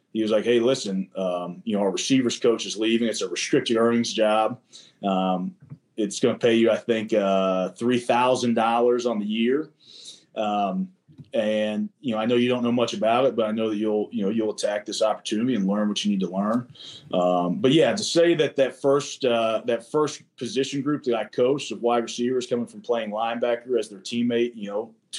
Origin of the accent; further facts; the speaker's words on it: Kentucky, United States; moved away as an adult; now in Madison, United States; growing up in Kentucky